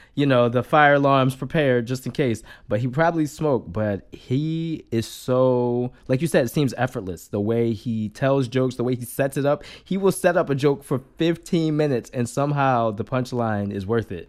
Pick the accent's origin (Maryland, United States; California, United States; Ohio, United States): Maryland, United States; I grew up in Maryland